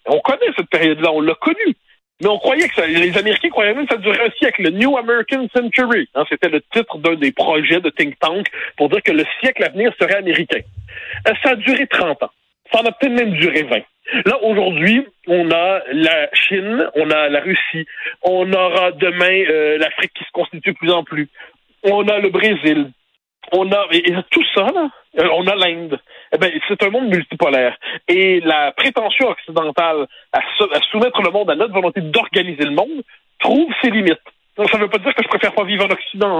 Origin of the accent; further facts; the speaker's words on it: Quebec, Canada; quand on est québécois